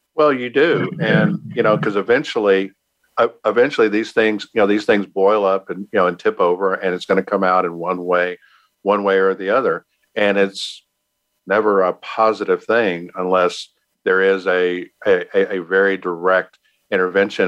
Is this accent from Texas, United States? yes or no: yes; Texas, United States; I'm from Texas